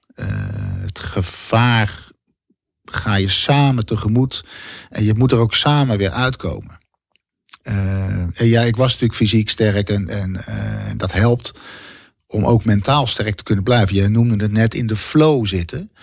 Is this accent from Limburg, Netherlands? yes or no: no; Bergambacht, South Holland, Netherlands; also born or lived in Schiedam; ik ben geboren in Schiedam. En uiteindelijk naar een dorp gegaan, naar Bergambacht. Uh, waar ik opgroeide met de voetbalvereniging en op de middelbare school